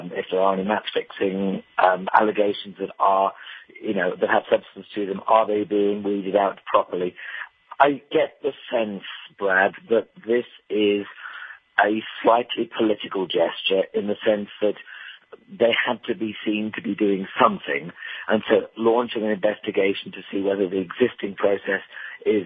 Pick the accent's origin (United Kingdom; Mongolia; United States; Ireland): United Kingdom; as a Brit